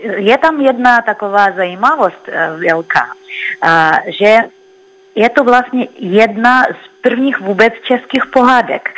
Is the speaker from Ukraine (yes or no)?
no; Russia; Czech is a second language; moved away as an adult; now in Prague, Czech Republic; jsem jako původní z Ruska